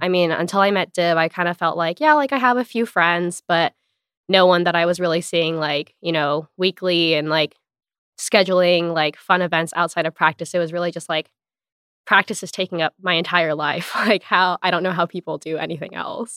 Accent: Hawaii, United States; moved away as an adult; also born or lived in Los Angeles, United States; I'm from Hawaii originally

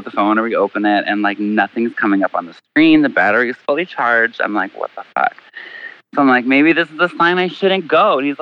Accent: Chicago, Illinois, United States; I'm from Chicago.

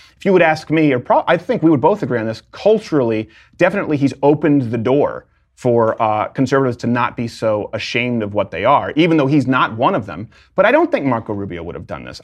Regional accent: Montreal, Quebec, Canada; moved away as an adult; also born or lived in Detroit, Michigan, United States; now in United States; I was born in Detroit, which, like, I've always said, you can just annex and give to Canada, really. Um, and then raised in Montreal.

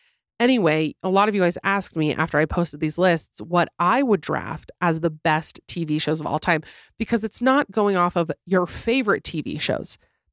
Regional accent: Florida, United States; So I grew up in Florida, and my family and I were driving home from somewhere at night.

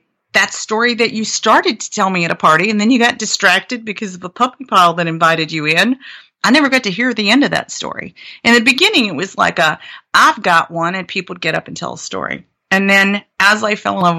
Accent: Blue Ridge Mountains of Virginia, United States; also born or lived in Atlanta; now in San Francisco, United States; I grew up in the Blue Ridge Mountains of Virginia

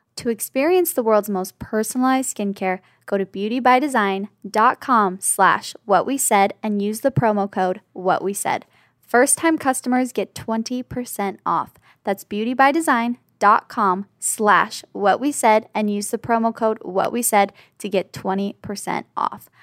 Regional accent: the Valley, California, United States; accent: Valley Girl; We literally grew up in the Valley. We're West Coast girls till the day we

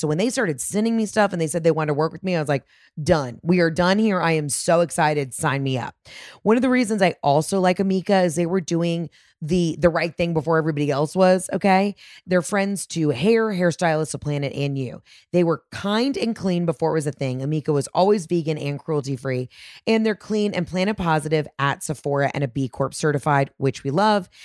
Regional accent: Georgia, United States; also born or lived in Mississippi; as a Georgia girly, as a homeowner in Mississippi

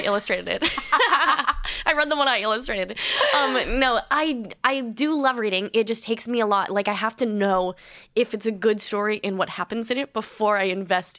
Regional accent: Whitefield, New Hampshire, United States; Whitefield, New Hampshire.

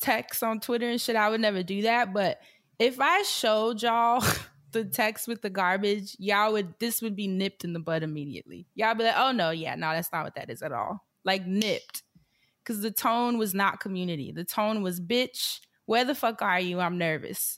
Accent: New York City, New York, United States; moved away; being a New Yorker because we are prickly people.

